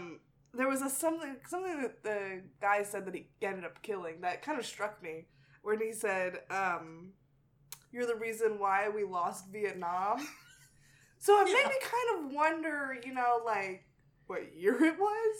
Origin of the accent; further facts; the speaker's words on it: Texas, United States; moved away; also born or lived in Mississippi; I do have a tie to the South. I grew up in Texas. I went to school in Mississippi.